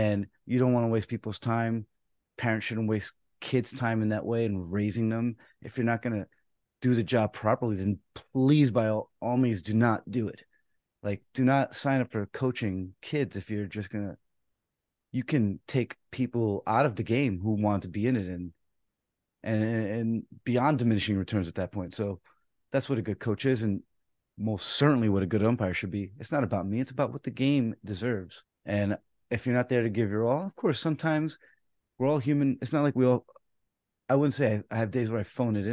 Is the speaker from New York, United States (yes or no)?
yes; New York City, New York, United States; I was born in the Bronx